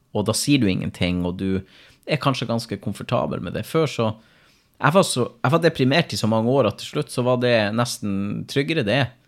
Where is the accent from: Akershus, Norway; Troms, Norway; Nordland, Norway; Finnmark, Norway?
Finnmark, Norway; Men nå er jeg fra Finnmark